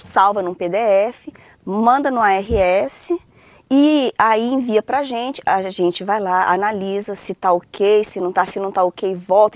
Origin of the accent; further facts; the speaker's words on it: Brasília, Federal District, Brazil; also born or lived in Rio de Janeiro / São Paulo / Viçosa; Morei em São Paulo até os três anos e vim para Brasília aos três. Então, assim, eu me considero candanga